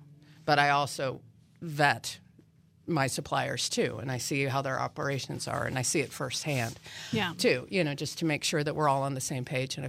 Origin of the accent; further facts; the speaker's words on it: Colorado, United States; now in Manhattan, United States; You know, again, I came from Colorado. I had never actually been to Kansas before in my life.